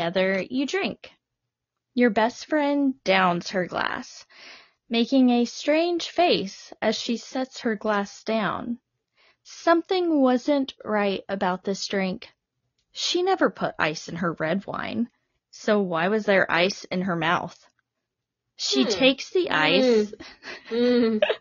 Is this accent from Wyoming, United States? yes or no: no; Arkansas, United States; I know I'm from Arkansas